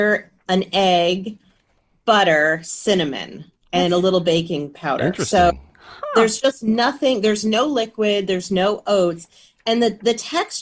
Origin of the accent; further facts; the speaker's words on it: Windsor, Connecticut, United States; now in Massachusetts, United States; I grew up there. I grew up in Windsor, Connecticut, and very fond of my home state